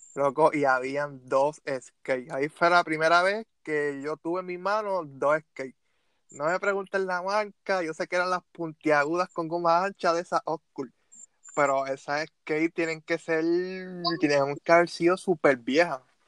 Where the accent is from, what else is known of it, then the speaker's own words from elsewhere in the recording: Bayamón, Puerto Rico; soy de Bayamón